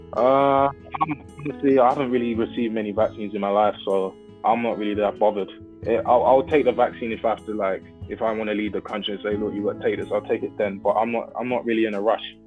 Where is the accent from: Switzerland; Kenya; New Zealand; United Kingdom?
United Kingdom